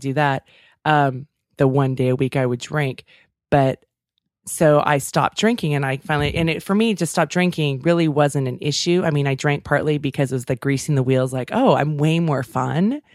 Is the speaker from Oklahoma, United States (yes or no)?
no; Davis, California, United States; my hometown